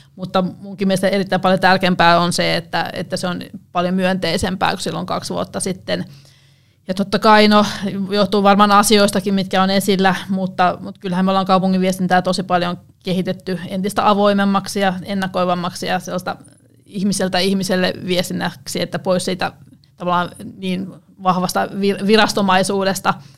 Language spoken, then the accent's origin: Finnish; Ostrobothnia, Finland; mä oon pohjalainen taustalta